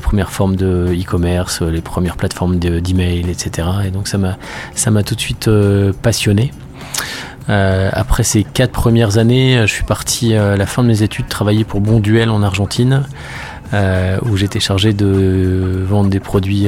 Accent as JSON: {"language": "French", "area": "Nord", "region": "Hauts-de-France", "country": "France", "tie": "born or raised there", "moved": "as an adult", "said": "je suis né dans le Nord et je suis parti euh, faire mes études après le lycée"}